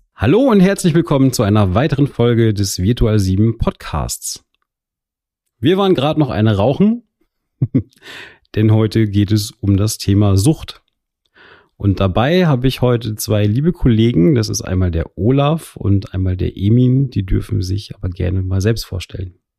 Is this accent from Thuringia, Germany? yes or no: no; Telgte, North Rhine-Westphalia, Germany; ich selbst habe in Telchte gespielt, in dem Ort, wo ich aufgewachsen bin.